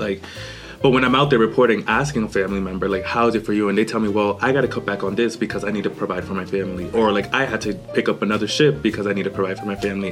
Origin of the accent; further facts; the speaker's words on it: Boston, Massachusetts, United States; moved away as an adult; also born or lived in Honduras; now in El Paso, United States; I grew up in Honduras and Boston.